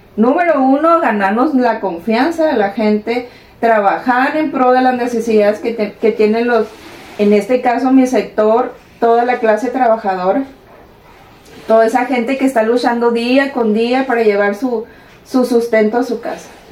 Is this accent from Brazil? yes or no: no; El Carrizo, Sinaloa, Mexico; al carrizo, mi tierra